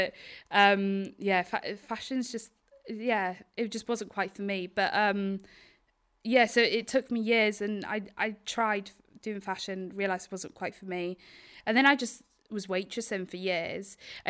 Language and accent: English; Wales, United Kingdom; Yeah, Isle of Anglesey.